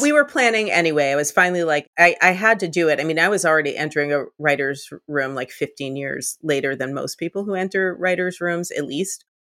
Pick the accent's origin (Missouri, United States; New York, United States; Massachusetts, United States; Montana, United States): Massachusetts, United States; Boston; born or raised there; moved away